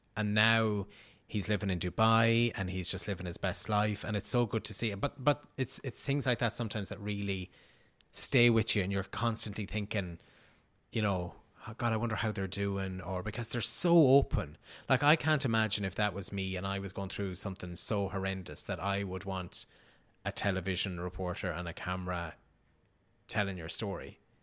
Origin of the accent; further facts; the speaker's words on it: Riverstown, Connacht, Ireland; moved away; I'm from Sligo